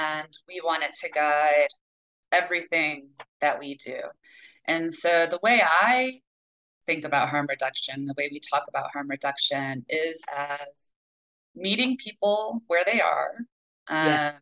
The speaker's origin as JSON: {"language": "English", "region": "Michigan", "country": "United States", "tie": "born or raised there", "said": "my home state"}